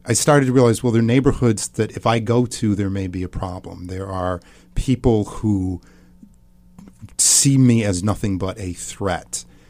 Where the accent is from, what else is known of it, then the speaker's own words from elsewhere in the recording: outside of Milwaukee, Wisconsin, United States; I grew up outside of Milwaukee, Wisconsin.